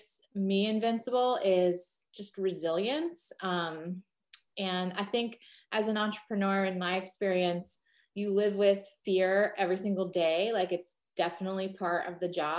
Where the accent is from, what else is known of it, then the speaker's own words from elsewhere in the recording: New Jersey, United States; another Jersey girl